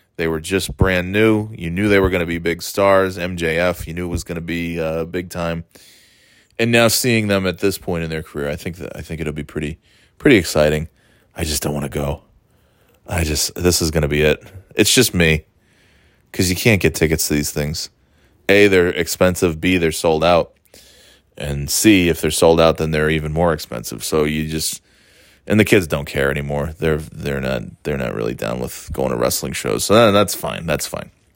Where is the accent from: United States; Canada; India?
United States; upstate New York; moved away as an adult; being from, uh, a much quieter place in upstate New York